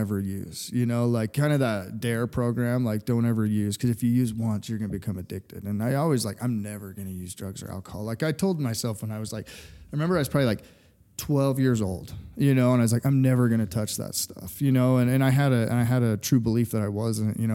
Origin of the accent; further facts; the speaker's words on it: Fruit Heights, Utah, United States; So I'm from right here where we're at, Kaysville, Utah. So Fruit Heights, actually, to be correct.